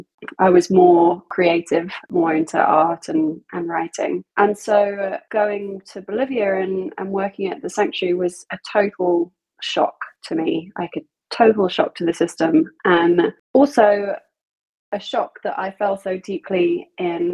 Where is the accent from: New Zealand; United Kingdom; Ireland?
United Kingdom; South of England; I am from England. I grew up in the south of England